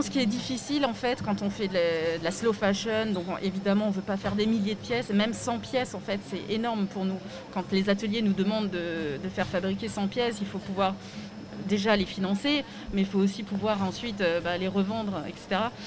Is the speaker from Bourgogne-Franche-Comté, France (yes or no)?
no; Strasbourg, Grand Est, France; je suis originaire de Strasbourg